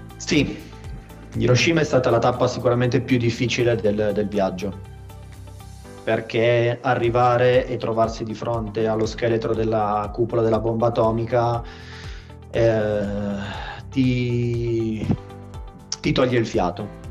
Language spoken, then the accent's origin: Italian; Turin, Piedmont, Italy; sono di Torino, nato e vivo a Torino